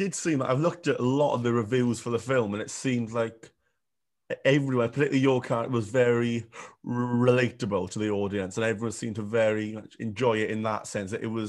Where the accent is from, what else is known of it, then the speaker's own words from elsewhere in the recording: Welsh, Wales, United Kingdom; moved away; being Welsh